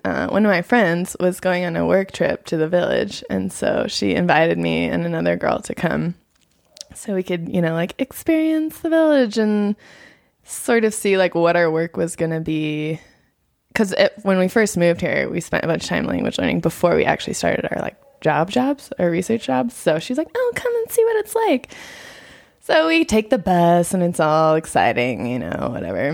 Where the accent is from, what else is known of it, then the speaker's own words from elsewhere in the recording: United States; moved away as an adult; now in Nepal; I am from America.